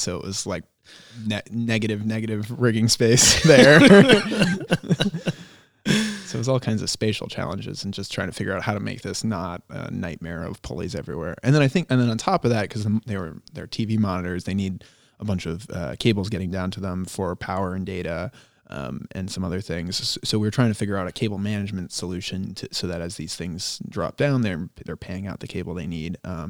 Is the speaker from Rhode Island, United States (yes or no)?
yes; Cumberland, Rhode Island, United States; That's true. I grew up in Cumberland, Rhode Island. And so I know where things are and I know where things used to be.